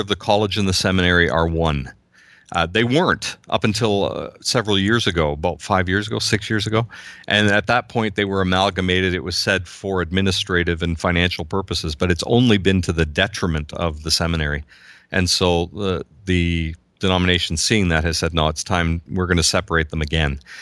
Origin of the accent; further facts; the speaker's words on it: Southern Ontario, Canada; I'm from Southern Ontario, uh, just about an hour and a half west